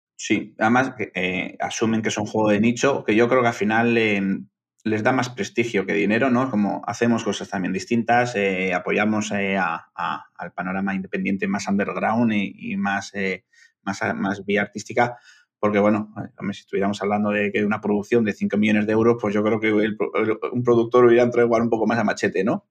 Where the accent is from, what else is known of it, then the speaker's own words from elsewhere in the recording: Bilbao, Basque Country, Spain; yo soy de Bilbao, que estoy al norte